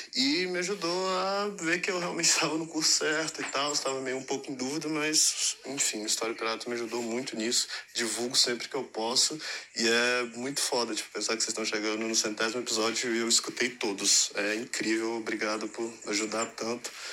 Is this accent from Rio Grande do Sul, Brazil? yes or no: no; Fortaleza, Ceará, Brazil; moved away as an adult; now in Lisbon, Portugal; sou de Fortaleza e atualmente eu moro em Portugal